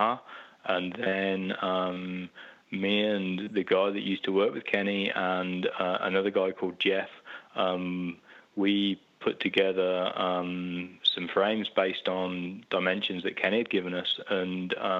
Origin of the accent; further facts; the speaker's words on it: Oxford, South East England, United Kingdom; I was born in Oxford in the UK, and I've lived pretty much all my life in Oxford